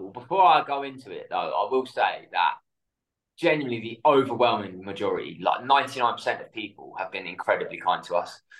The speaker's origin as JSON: {"language": "English", "area": "south coast of the UK", "region": "England", "country": "United Kingdom", "tie": "born or raised there", "said": "So in the UK on the south coast, so it was pretty cold."}